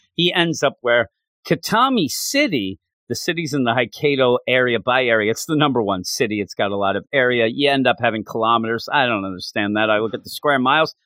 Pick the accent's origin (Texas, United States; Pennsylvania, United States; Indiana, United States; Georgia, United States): Pennsylvania, United States; Quakertown; also born or lived in West Virginia; I'm right outside the Philadelphia area. I'm in a town called Quakertown